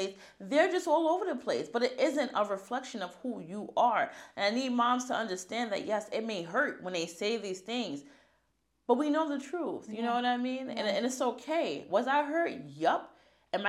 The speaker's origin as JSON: {"language": "English", "country": "United States", "said": "I'm American"}